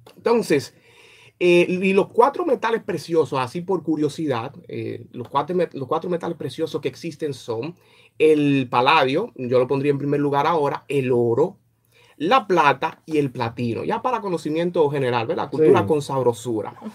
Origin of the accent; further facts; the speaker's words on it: Dominican Republic; como dominicano